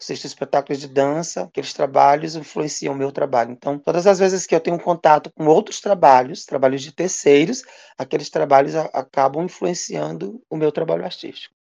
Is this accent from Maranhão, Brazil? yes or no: yes; Açailândia, Maranhão, Brazil; also born or lived in Ceará; nasci no Ceará, mas eu só nasci vim para cá bebezinho, para Sailândia, Maranhão